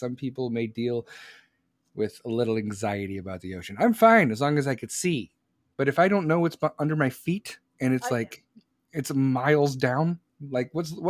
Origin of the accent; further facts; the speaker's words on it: Chicago, Illinois, United States; I am from Chicago, Mama Bear. I am from Chicago. Chicagoland.